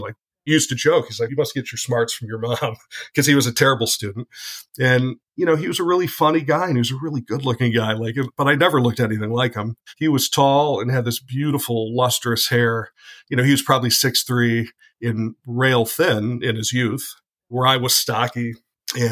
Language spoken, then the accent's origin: English; Detroit area, Michigan, United States; I grew up around the Detroit area in a suburb just outside of the city, probably about 5 miles from the dividing line, which is 8 Mile